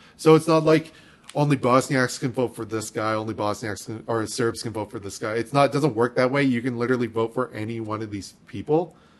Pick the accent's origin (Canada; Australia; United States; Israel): Canada; we're Canadian